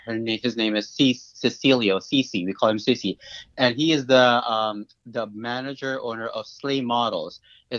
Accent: Philippines; now in New York, United States; I'm a talent manager, and I'm a producer, and I'm Filipino. I've been in New York for 16 years

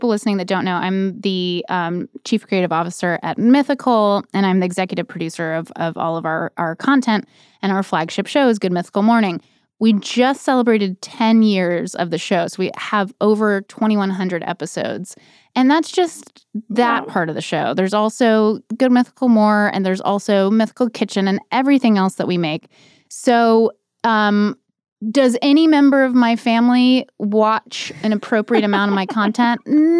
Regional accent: North Carolina, United States; But I grew up in North Carolina, and I think that's all.

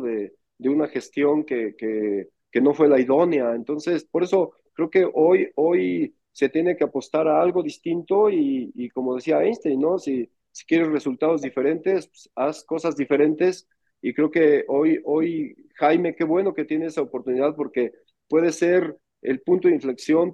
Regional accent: Mexico

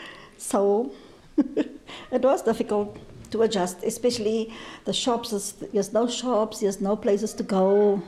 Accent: Cape Town, Western Cape, South Africa; moved away as an adult; now in Carnarvon, South Africa; I'm originally from Cape Town.

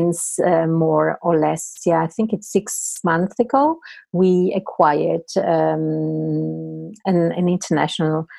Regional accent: Italy; moved away; I'm originally from Italy, so I know the Italian system very well

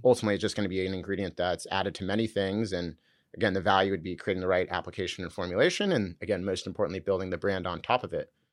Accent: Southern California, United States; also born or lived in San Francisco; I grew up in Southern California.

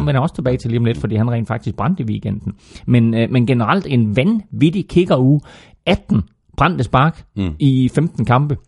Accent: Herning, Central Denmark Region, Denmark; Chili Claus og jeg, vi er begge to fra Herning og har kendt hinanden i over femogtyve år.

